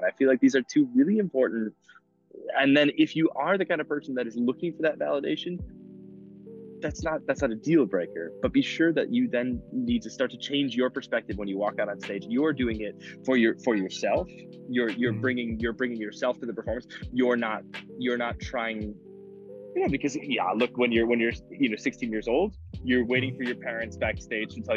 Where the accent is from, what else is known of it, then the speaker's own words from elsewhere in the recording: Midwest, United States; moved away as an adult; now in Munich, Germany; I'm from the Midwest